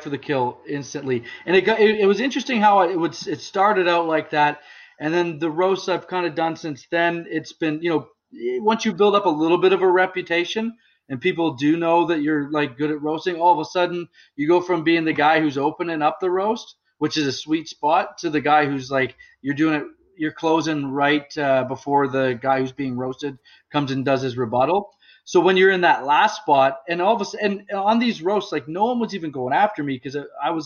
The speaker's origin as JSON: {"language": "English", "town": "Bracebridge", "region": "Ontario", "country": "Canada", "tie": "born or raised there", "said": "I where I grew up in Bracebridge, I lived there for 13 years."}